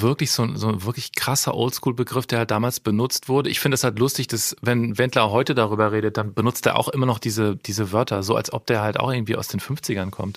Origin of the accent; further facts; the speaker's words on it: Cologne, North Rhine-Westphalia, Germany; ich komme aus Köln